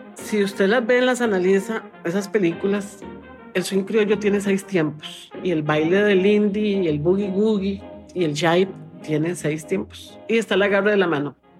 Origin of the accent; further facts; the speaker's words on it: San José, Costa Rica; soy de San José, Costa Rica